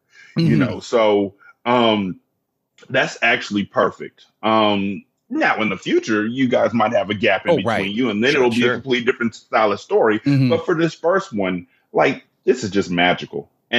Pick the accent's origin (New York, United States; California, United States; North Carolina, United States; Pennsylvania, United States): California, United States; I'm from California